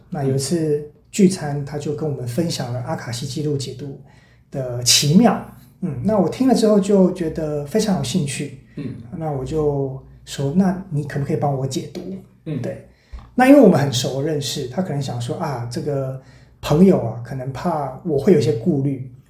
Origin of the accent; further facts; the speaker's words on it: Taichung, Taiwan; 回到台中，我的故乡